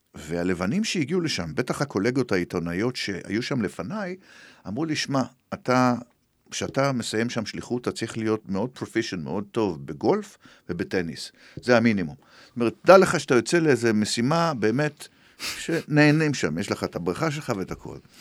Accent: Israel

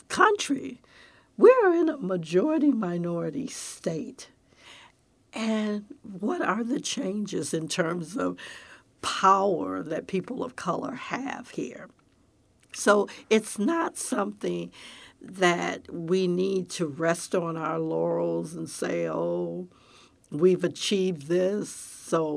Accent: Detroit, Michigan, United States; also born or lived in Pontiac, Michigan; now in Texas, United States; that's where I grew up in Detroit

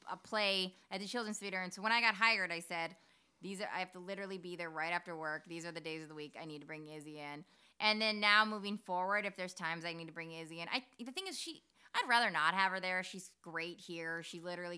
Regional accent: Minnesota, United States; We are so Minnesotan

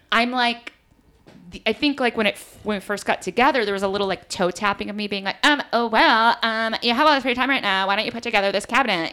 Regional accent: East Coast, United States; also born or lived in Los Angeles / New York; I am from the East Coast

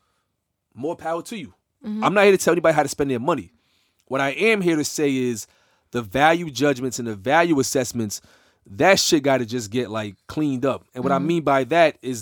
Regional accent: New York, United States; I'm from New York.

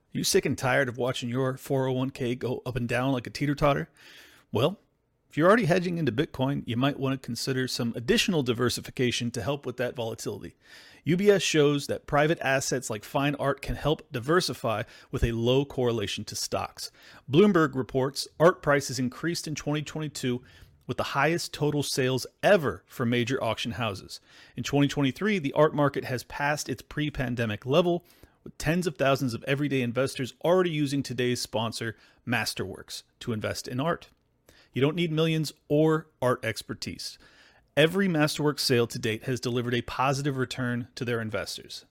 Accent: United States; I am an American

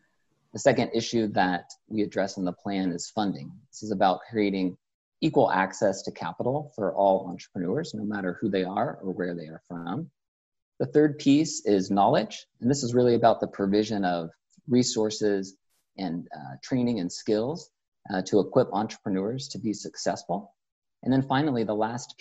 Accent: Topeka, Kansas, United States; I grew up in Topeka, Kansas

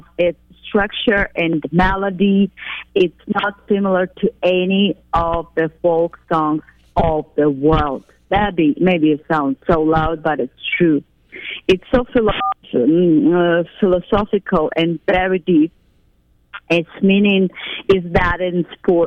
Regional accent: Crimea, Ukraine; English is a second language; now in Kyiv, Ukraine; I'm from Crimea

